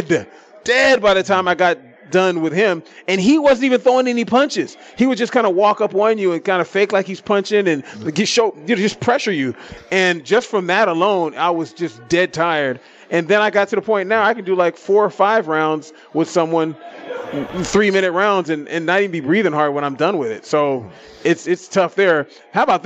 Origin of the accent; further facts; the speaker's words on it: Vallejo, California, United States; now in Las Vegas, United States; I am from Vallejo, and growing up in Vallejo, like, I got in fights like when I was a kid